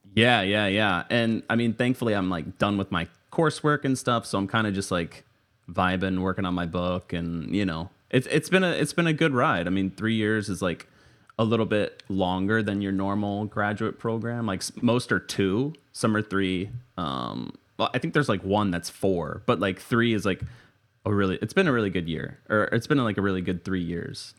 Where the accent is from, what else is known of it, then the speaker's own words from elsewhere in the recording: Tampa, Florida, United States; also born or lived in Orlando, Florida; I'm from Tampa, Florida, so not far from Orlando where I went to school and worked for a little bit